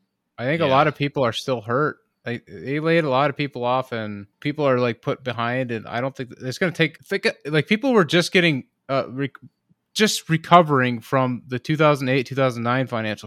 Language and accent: English; United States; And that's exactly how I feel as an American.